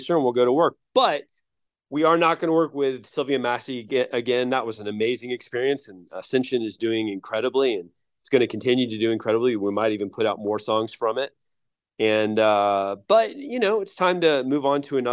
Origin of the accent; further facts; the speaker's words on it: Atlanta, Georgia, United States; we're all originally from Atlanta